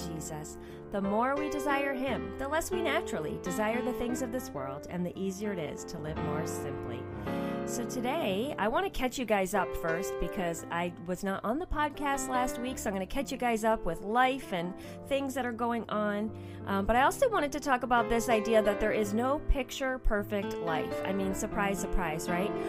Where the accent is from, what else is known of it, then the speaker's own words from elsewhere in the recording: outside of New York City, United States; moved away; I grew up actually outside of New York City